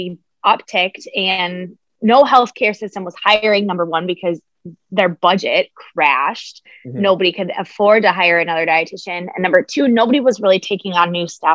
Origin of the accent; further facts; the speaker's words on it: Minnesota, United States; I'm from Minnesota and I am a registered dietitian.